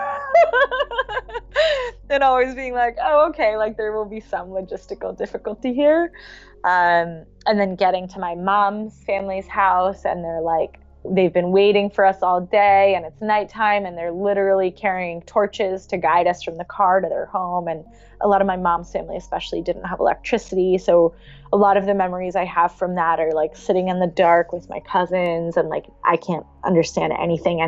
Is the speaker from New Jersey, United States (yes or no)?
yes; Princeton, New Jersey, United States; moved away as an adult; I grew up in Jersey, but I don't have deep ancestral ties to Jersey.